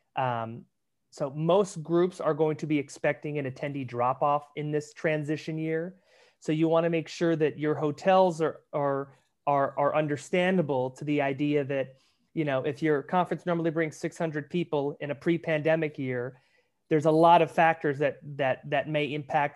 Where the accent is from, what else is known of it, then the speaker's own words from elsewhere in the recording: Pasadena, California, United States; come back to Pasadena, which is where I grew up